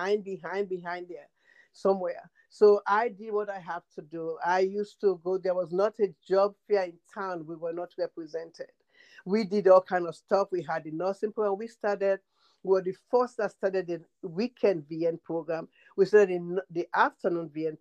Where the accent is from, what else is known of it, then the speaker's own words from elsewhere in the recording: Freetown, Western Area, Sierra Leone; moved away as an adult; now in United States; I am from Freetown, Sierra Leone, next to Ghana, Liberia, Nigeria. And I've been here for about 45 years.